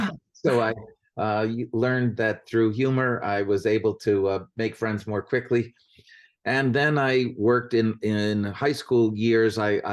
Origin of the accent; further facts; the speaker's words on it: Vermont, United States; I grew up in Vermont. My dad was a preacher in the Episcopal Church.